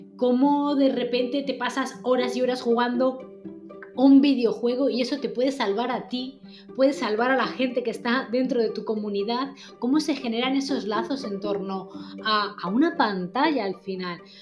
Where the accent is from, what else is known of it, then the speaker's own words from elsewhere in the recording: Spain; Nosotros somos las latinas, españolas